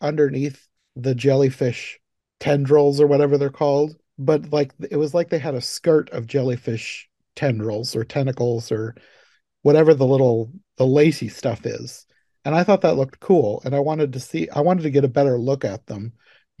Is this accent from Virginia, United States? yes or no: no; Iowa, United States; I'm from Iowa and I've hardly ever been out of Iowa